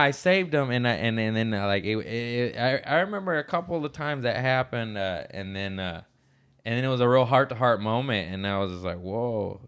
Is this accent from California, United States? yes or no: yes; Torrance, California, United States; we're both from Torrance